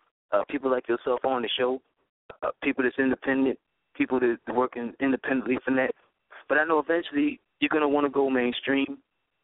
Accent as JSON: {"language": "English", "town": "New York City", "region": "New York", "country": "United States", "tie": "born or raised there", "moved": "yes", "lives_now": "Atlanta, United States", "said": "I'm from Brooklyn, New York, so growing up in New York, it was a melting pot."}